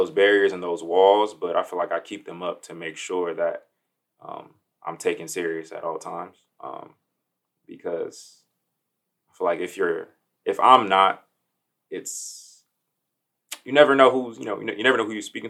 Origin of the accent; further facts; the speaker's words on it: Miami, Florida, United States; moved away as an adult; now in Dayton, United States; I'm originally from Miami, Florida. Been in Dayton, the Dayton area, for about, say, 5-6 years